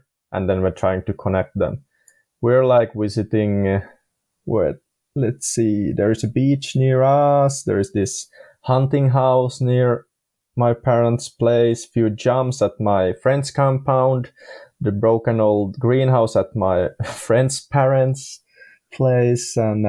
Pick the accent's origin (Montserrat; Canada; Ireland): Ireland; because I'm from Ireland also